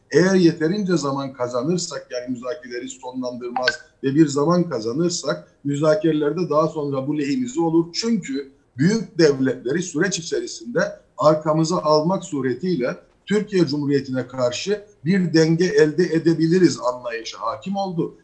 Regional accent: Northern Cyprus, Cyprus; bu ada bizim de adamız, biz de burada varız

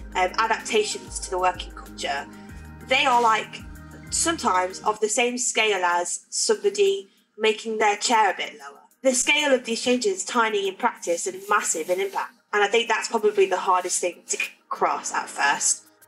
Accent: Leicester, East Midlands, United Kingdom; moved away as an adult; now in Manchester, United Kingdom; I moved up here from Leicester, where I'm from, to go to Salford Uni

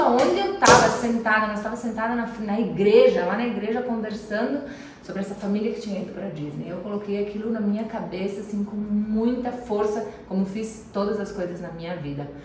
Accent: Nova Roma, Brazil; moved away; quando eu era criança lá em Nova Roma

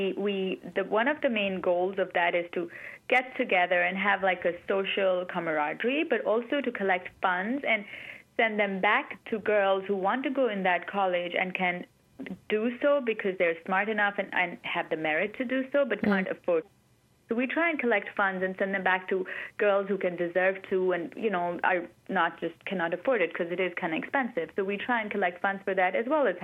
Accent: Pakistan; moved away as an adult; now in United States; born and raised in Pakistan. I grew up there. And then about 16 years ago, we moved to the U.S.

